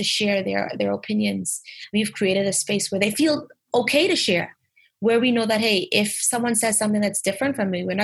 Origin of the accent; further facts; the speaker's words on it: Bahamas; as Bahamians or as native English speakers